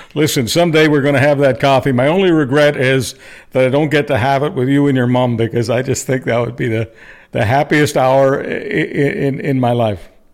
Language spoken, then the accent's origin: English; Canada; a Canadian, especially one who launched a talk radio career in nineteen ninety in Alberta